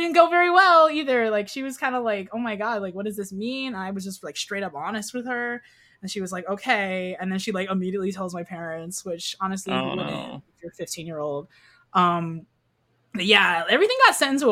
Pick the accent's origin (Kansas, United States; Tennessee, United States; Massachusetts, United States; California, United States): Kansas, United States; I grew up in Kansas, by the way, so Bible Belt